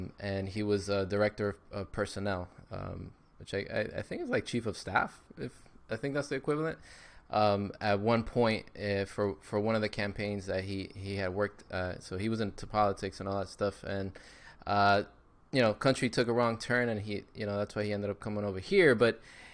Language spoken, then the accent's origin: English; Miami, Florida, United States; Born and raised in Miami, Florida